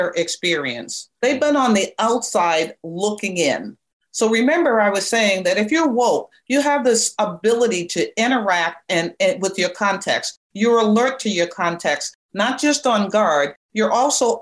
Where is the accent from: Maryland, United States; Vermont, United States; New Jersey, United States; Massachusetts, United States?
Massachusetts, United States; Bedford; I grew up in Bedford, Massachusetts, on a pig farm